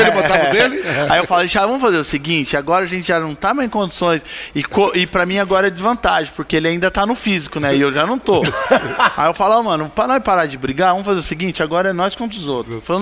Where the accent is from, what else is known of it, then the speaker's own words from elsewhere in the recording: Bauru, São Paulo, Brazil; E assim, eu vim, eu vim do Beija-Flor, né? Beija-Flor é lá de Bauru, um bairro humilde, pai.